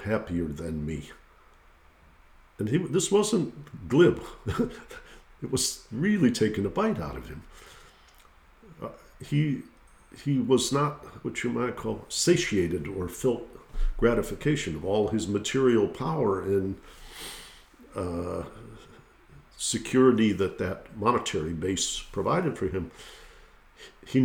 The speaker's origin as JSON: {"language": "English", "town": "Detroit", "region": "Michigan", "country": "United States", "said": "I'm from Detroit"}